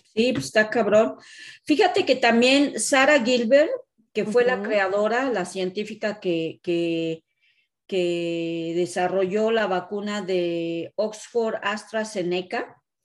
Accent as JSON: {"language": "Spanish", "country": "Mexico", "moved": "yes", "lives_now": "Canada", "said": "nosotras como mexicanas"}